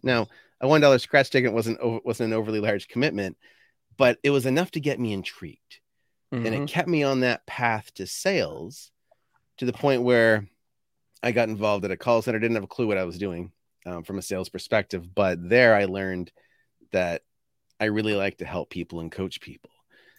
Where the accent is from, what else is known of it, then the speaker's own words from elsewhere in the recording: Fredericton, New Brunswick, Canada; I was born in Fredericton, New Brunswick, which I'm only 20 minutes away from there now. So at the end of the day, I didn't end up getting very far.